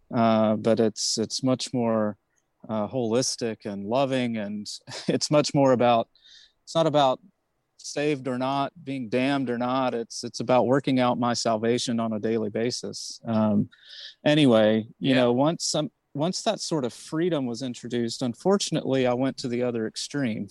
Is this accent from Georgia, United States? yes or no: yes; Georgia, United States; I grew up in Georgia